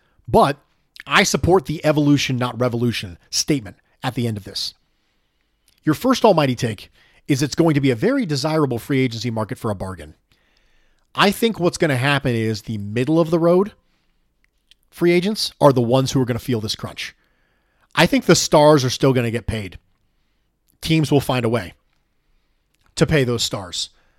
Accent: North West England, United Kingdom; although Burnley is about 15 miles from where I grew up.

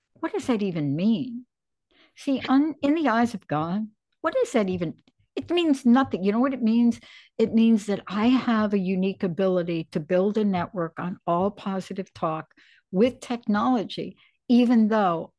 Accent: New York City, New York, United States; I was this crazy little kid growing up in the Bronx

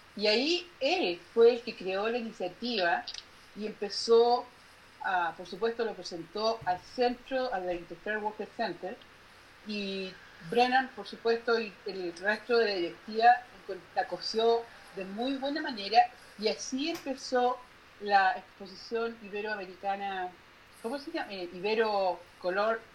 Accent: northern Chile, Chile; moved away as an adult; now in United States; yo crecí, vivo yo, yo soy, soy, soy chilena, del norte de Chile

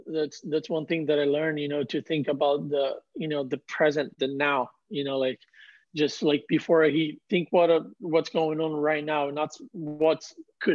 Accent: Ubatuba, São Paulo, Brazil; I was the next one from my hometown

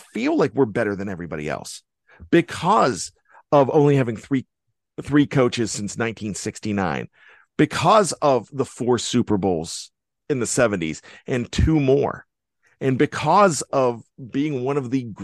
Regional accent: Western Pennsylvania, United States; I grew up in Western Pennsylvania

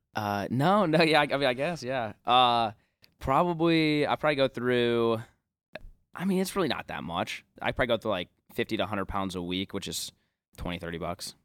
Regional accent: Omaha, Nebraska, United States; growing up in Omaha

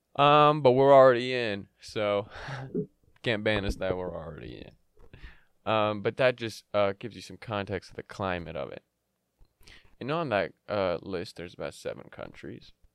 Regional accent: United States; also born or lived in Yemen; I came to the U S when I was a six month, six, eight, whatever, same thing, six, eight months old.

